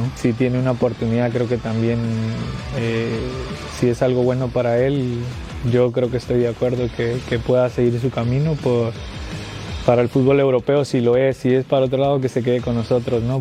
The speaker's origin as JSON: {"language": "Spanish", "country": "Mexico", "said": "soy mexicano"}